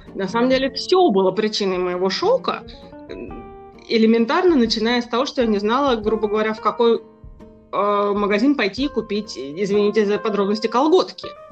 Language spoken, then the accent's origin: Russian; Moscow, Russia; moved away as an adult; now in Amsterdam, Netherlands; вот уже пятнадцать лет, как я коренная москвичка, живу в Голландии, в городе Амстердаме